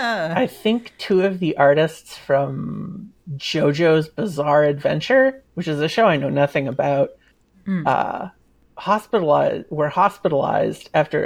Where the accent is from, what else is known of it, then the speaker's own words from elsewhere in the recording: New Hampshire countryside, United States; I was born in the New Hampshire countryside. We didn't have TV. My family didn't really have money.